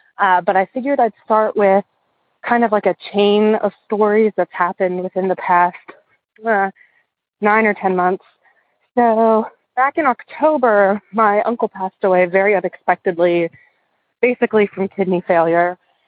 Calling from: Western Maryland, United States; I'm calling from Western Maryland.

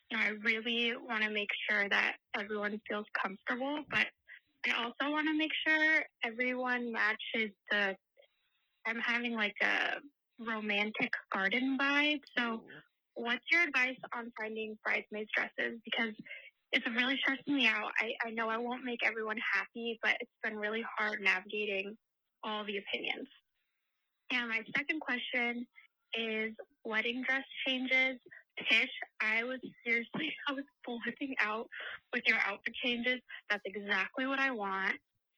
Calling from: Arizona, United States; I'm calling from Arizona.

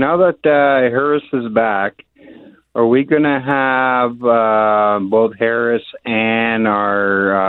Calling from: Winnipeg, Manitoba, Canada; I'm calling from Winnipeg here.

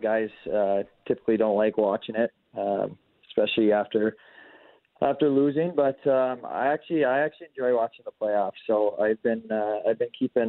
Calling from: Maple Grove, Minnesota, United States; I'm at home in Maple Grove, Minnesota.

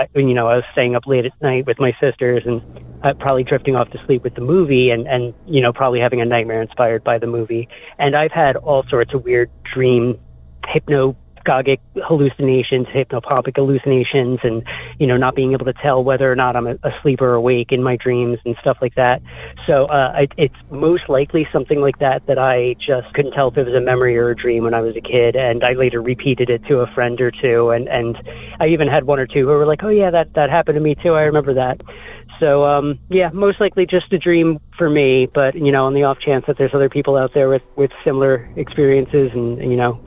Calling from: Massachusetts, United States; I'm calling from Massachusetts.

